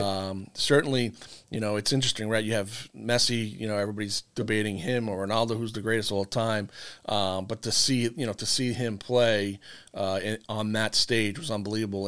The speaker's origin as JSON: {"language": "English", "area": "Long Island", "region": "New York", "country": "United States", "tie": "born or raised there", "moved": "as an adult", "lives_now": "Connecticut, United States", "said": "originally from Long Island, New York."}